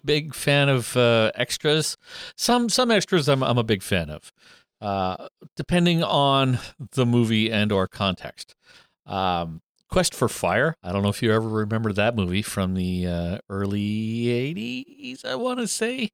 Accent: Alberta, Canada; also born or lived in Sault Ste. Marie, Ontario; we moved from Sault Ste. Marie to Alberta when I was in grade three

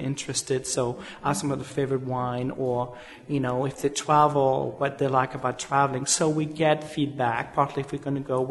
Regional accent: Switzerland; moved away as an adult; now in New York, United States; originally I'm from Switzerland and did a hotel school in Switzerland. Came to the States in 1986.

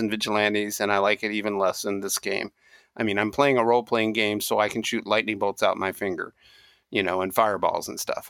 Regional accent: Kentucky, United States; I grew up in Kentucky uh, with a dad who was a Tennessee, you know, backwoodsman

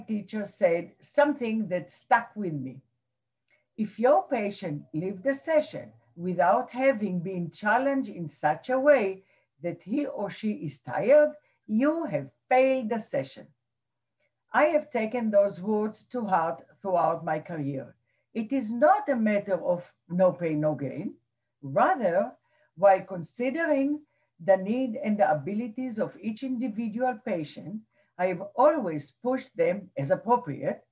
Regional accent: Israel; now in New Jersey, United States; As a teenager growing up in Israel

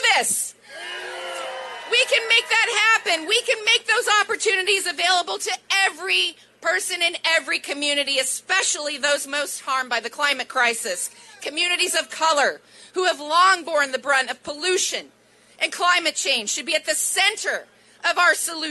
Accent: Oregon, United States; I grew up in Oregon, way out on the West Coast.

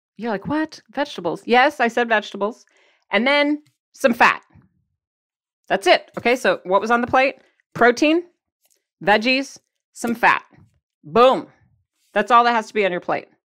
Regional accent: Michigan, United States; accent: Michigan; my Michigan accent

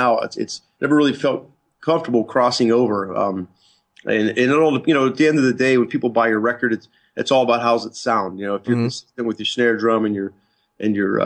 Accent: West Newton, Pennsylvania, United States; moved away as an adult; Way out in the boonies, man. Like 118 acre farm in a place called West Newton, Pennsylvania.

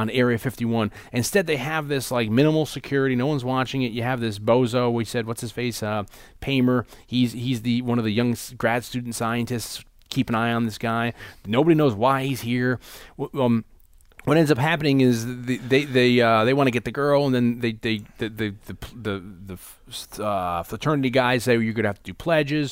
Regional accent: New Haven, Connecticut, United States; when I was growing up in New Haven, first grade, I was in Saint Michael's Catholic School

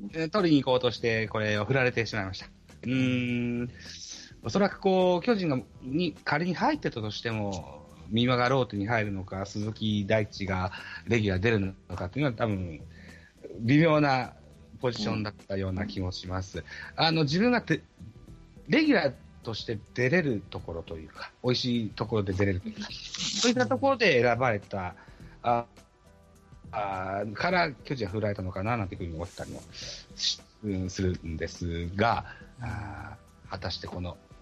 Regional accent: Shimane, Japan; 当時からずっと島根

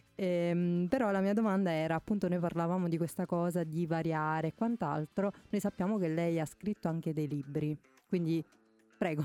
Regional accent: Naples, Campania, Italy; moved away as an adult; now in Parma, Italy; io sono napoletana, sono venuta

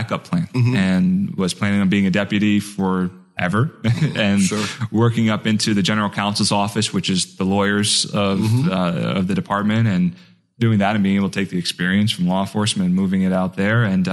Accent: Marlton, New Jersey, United States; I grew up in South Jersey, right outside of Philly

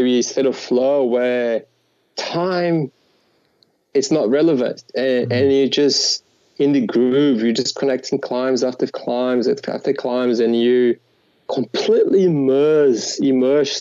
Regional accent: Natal, Rio Grande do Norte, Brazil; English is a second language; moved away as an adult; now in Australia; I grew up in Natal

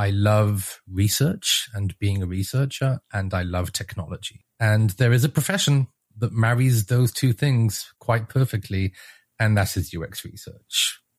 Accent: Israel; accent: British; moved away as an adult; now in United States; I'm originally from Israel, although I don't sound like it because my parents are both English and somehow I inherited the British accent. And I moved to the US in 2012 with my wife for graduate school originally.

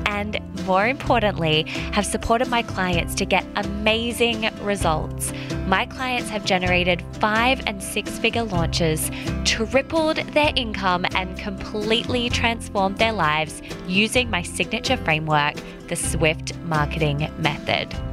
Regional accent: Western Australia, Australia; moved away as an adult; also born or lived in London / Sydney; I was born and raised in Western Australia

